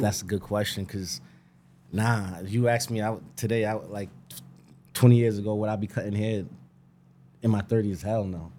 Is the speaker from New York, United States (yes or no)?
yes; Greenburgh, New York, United States; I'm from Greenberg, born and bred.